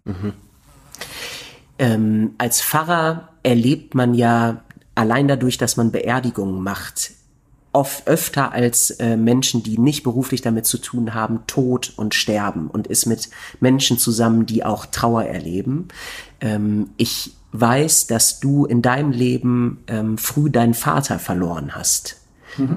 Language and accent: German; North Rhine-Westphalia, Germany; moved away; Ich komme ja ursprünglich aus Ostwestfalen